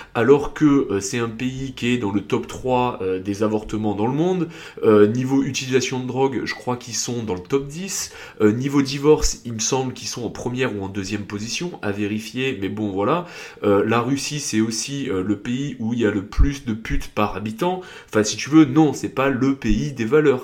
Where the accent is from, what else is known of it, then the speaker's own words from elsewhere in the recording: south-east France, France; accent: southern, south-east; also born or lived in England; j'ai un accent du sud, alors certes sud-est, pas sud-ouest